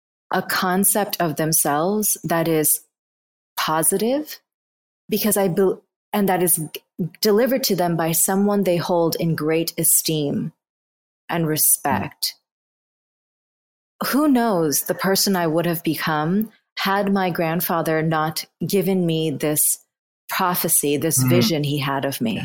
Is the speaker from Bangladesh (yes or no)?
yes; Bangladesh; I was born in Bangladesh in 1983